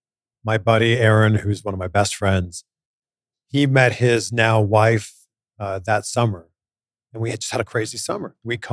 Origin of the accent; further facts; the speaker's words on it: Canada; I'm from Canada, like I mentioned.